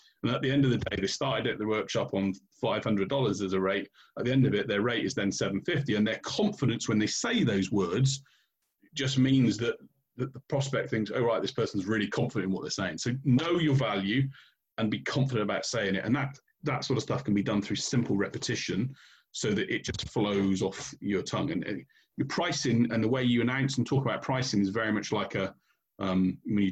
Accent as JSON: {"language": "English", "country": "United Kingdom", "said": "we're British here"}